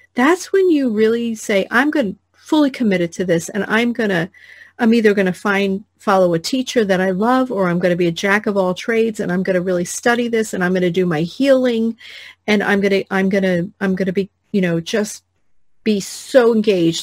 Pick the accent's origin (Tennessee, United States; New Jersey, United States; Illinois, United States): New Jersey, United States; I grew up in New Jersey, which is we curse a lot there